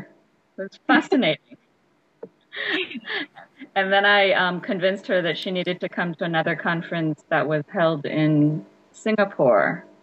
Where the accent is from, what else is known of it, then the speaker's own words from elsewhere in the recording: Los Angeles, California, United States; moved away as an adult; also born or lived in Seoul, South Korea / South Africa; I am Korean-American. I was born in Seoul. My family moved to the States when I was only 5, and I grew up in Los Angeles.